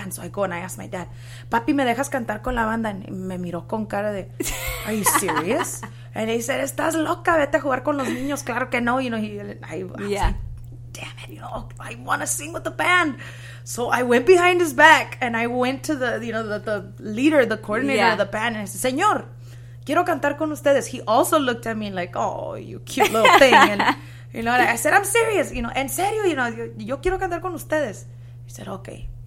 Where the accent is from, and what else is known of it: Mendota, California, United States; born or raised there; also born or lived in Fresno, California